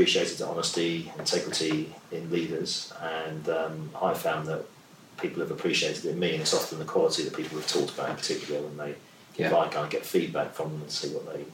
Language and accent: English; London, United Kingdom; also born or lived in Lagos; growing up in South London like I did